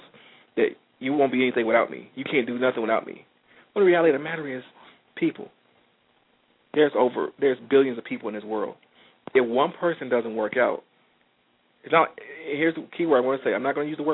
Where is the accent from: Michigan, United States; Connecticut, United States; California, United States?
Michigan, United States; Detroit; I'm from Detroit, and the automotive industry was a major player in a lot of things we did around here